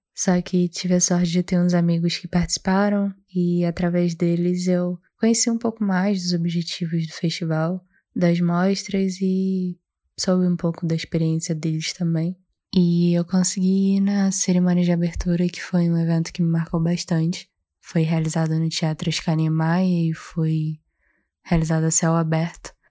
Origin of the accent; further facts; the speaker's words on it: Baixada Fluminense, Rio de Janeiro, Brazil; Baixada Fluminense, que é o lugar de onde eu venho